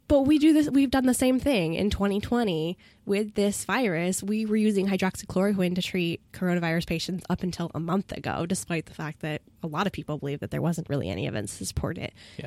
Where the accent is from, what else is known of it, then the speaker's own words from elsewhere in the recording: United States; as an American